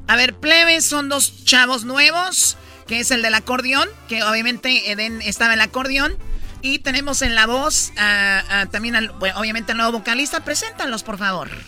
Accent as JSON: {"language": "Spanish", "region": "Jalisco", "country": "Mexico", "said": "Yo soy de Jalisco"}